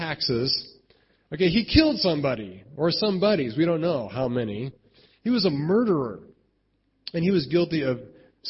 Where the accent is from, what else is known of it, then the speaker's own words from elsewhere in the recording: United States; I'm American